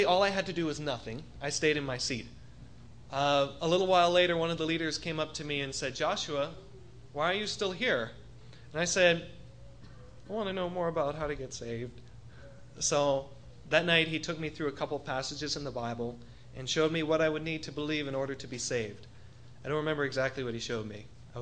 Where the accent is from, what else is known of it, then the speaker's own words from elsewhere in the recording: Bahamas; moved away; I was born over in the Bahamas, just a little ways away from here, about a 40-minute plane ride